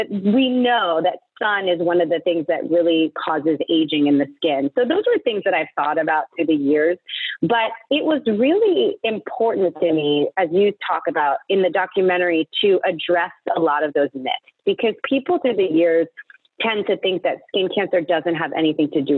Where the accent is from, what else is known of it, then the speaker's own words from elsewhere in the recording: East Coast, United States; I grew up on the East Coast